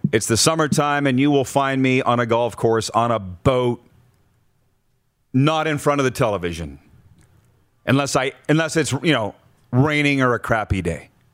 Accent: Canada; I was Canadian

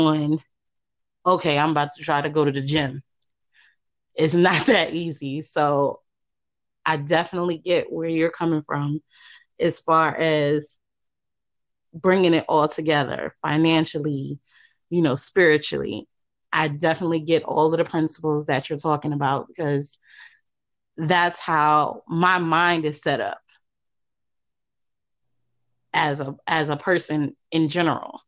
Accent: New York City, New York, United States; now in Virginia, United States; I'm originally from Queens

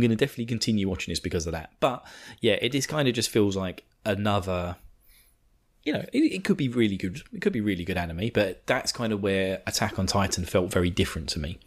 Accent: United Kingdom; I'm British

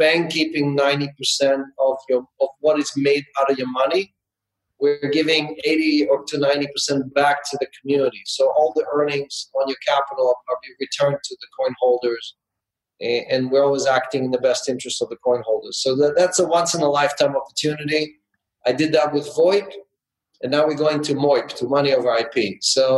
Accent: Israel; moved away as an adult; also born or lived in Ukraine; now in United States; I was born into communism in the Ukraine back in the 60s. I grew up in Israel and socialism and spent the last 30 years in capitalism in the United States

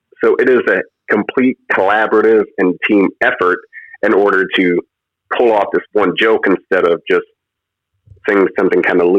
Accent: Indiana, United States; growing up in Indiana, I come from a truck driving family.

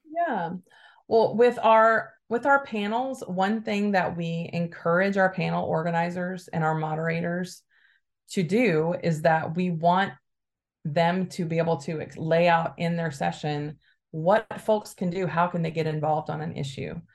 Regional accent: Alabama, United States; now in Bay Area, United States; I grew up in Alabama to a very conservative family

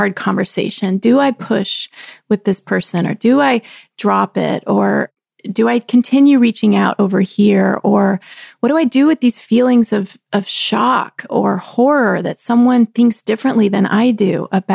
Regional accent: Texas, United States; moved away; also born or lived in Chicago, Illinois; I grew up in the South. I grew up in Texas with roots in the country

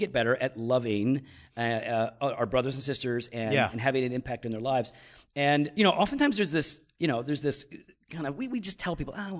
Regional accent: Chicago, Illinois, United States; We're from Chicago. We have a lot of good pizza, and that was pretty bad.

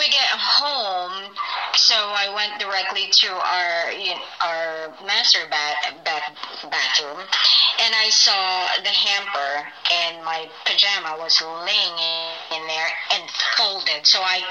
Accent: Philippines; now in Phoenix, United States; I'm from the Philippines

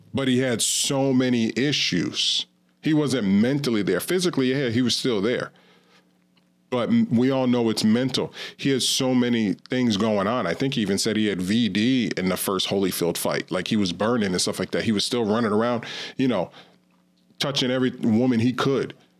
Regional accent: Ravena, New York, United States; I grew up in Ravina and Queens, which is right, like, twenty miles away from cat skills and Coxsackie

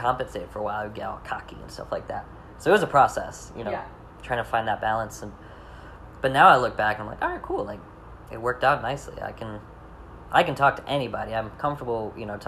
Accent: Michigan, United States; I'm from Michigan

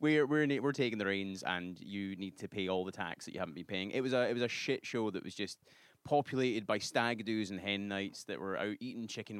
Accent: Glasgow, Scotland, United Kingdom; moved away as an adult; also born or lived in Edinburgh; now in New York, United States; I'm from Glasgow, which is the sort of dirtier, dingier city.

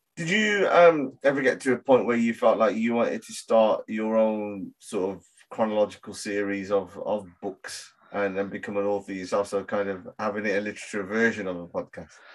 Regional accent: Birmingham, West Midlands, United Kingdom; I grew up in Handsworth in Birmingham

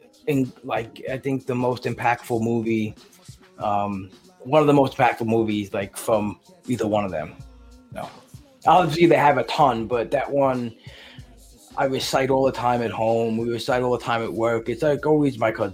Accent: New York City, New York, United States

